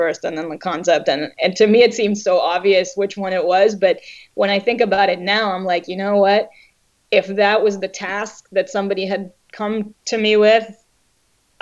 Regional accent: Israel; growing up in Israel

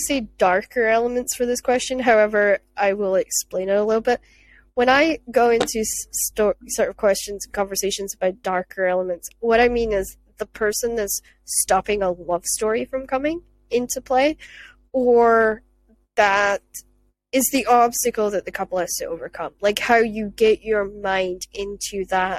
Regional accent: Scotland, United Kingdom; as a Scottish person

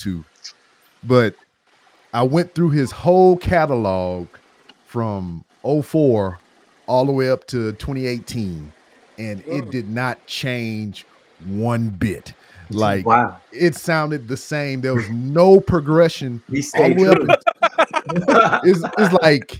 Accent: Louisiana, United States; that's my home state

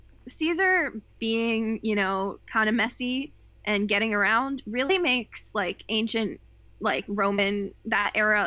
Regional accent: Willimantic, Connecticut, United States; moved away; So my hometown, small little town in Connecticut, we're right off of a tributary of the Connecticut River. It's a town called Willimantic

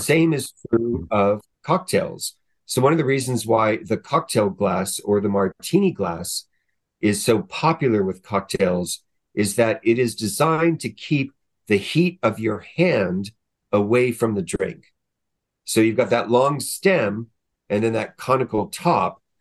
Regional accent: Southern California, United States; I grew up in Southern California

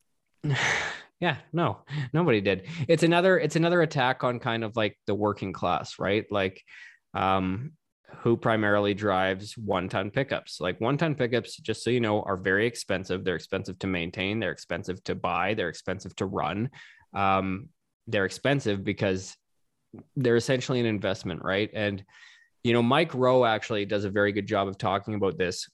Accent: Canada; As a Canadian

